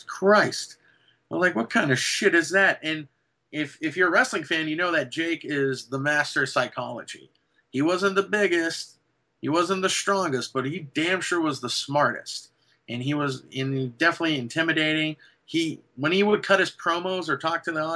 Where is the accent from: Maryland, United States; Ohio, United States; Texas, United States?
Texas, United States; San Antonio; San Antonio, my hometown